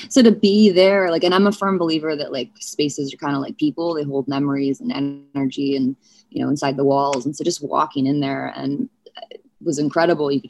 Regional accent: St. Louis, Missouri, United States; born there; I was born in St. Louis.

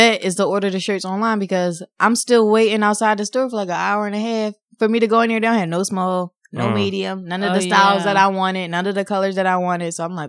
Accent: United States; I was born in America.

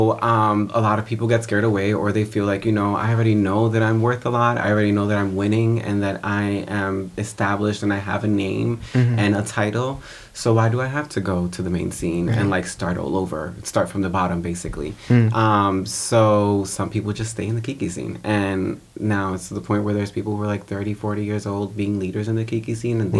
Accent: New York City, New York, United States; I grew up in the Bronx

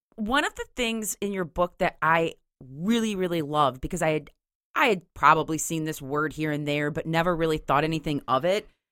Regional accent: Grand Haven, Michigan, United States; my hometown cemetery in Grand Haven

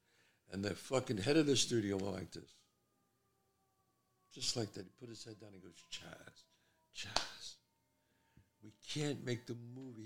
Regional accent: New York City, New York, United States; I'm a street guy. I grew up in the Bronx

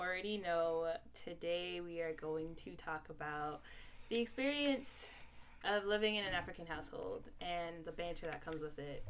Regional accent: Canada; I am born in Canada, but my mom and my father are both Sierra Leonean. And if you go past that and go into our grandparents, they're Guinean.

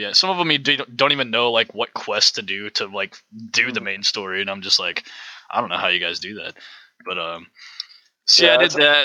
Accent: Alabama, United States; I grew up in Alabama, been there my whole life

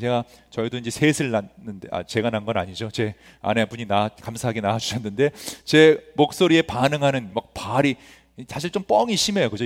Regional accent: Los Angeles, California, United States; 저도 굉장히 안 좋은 학군에서 이스트 LA라는 곳에서 성장을 했는데

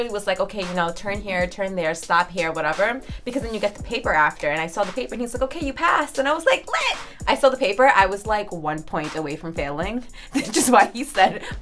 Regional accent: New York City, New York, United States; I'm from Queens.

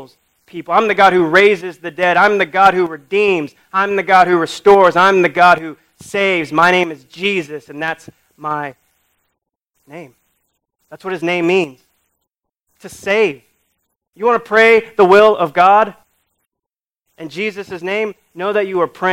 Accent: United States; we do as American Christians

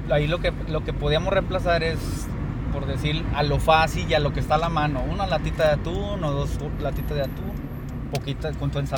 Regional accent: Mexico; como buenos mexicanos que somos

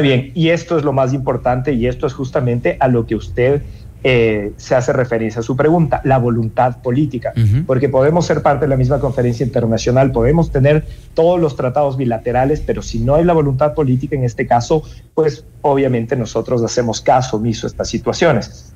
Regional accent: Ecuador; como ecuatorianos

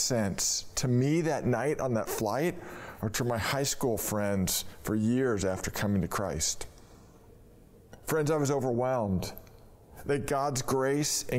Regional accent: Novato, California, United States; Mark and I grew up in Novato, and we logged in hours of play dates and team sports, starting from when we were 4 years old

